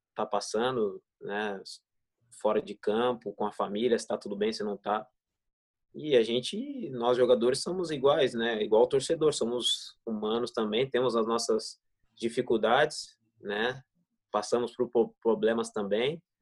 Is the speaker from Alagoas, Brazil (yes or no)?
no; Ribeirão Pires, São Paulo, Brazil; tinha família por perto lá no Ribeirão Pires, na minha cidade, onde eu nasci.